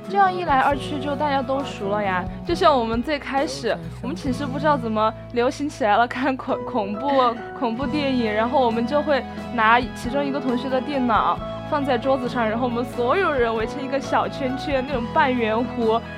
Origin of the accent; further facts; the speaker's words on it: Chengdu, Sichuan, China; 我从小在成都长大